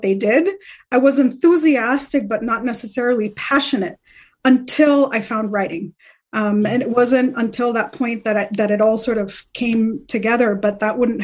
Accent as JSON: {"language": "English", "country": "Colombia", "tie": "born or raised there", "moved": "yes", "said": "growing up in Colombia"}